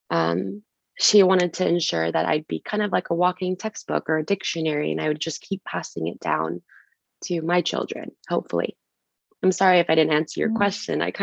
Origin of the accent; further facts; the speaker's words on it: Syria; I've stopped saying that I'm Kurdish Syrian. I just say I'm Kurdish. I'm from Western Kurdistan.